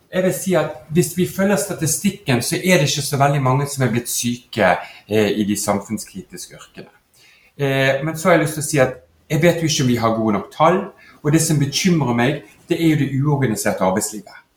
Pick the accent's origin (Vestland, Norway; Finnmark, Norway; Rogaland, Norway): Vestland, Norway; Bergen; du hører jo jeg er bergenser